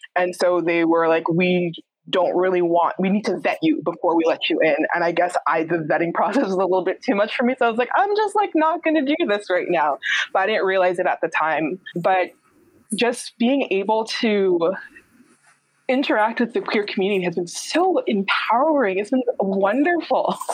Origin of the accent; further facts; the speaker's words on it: New York, United States; I'm from New York and my family are immigrants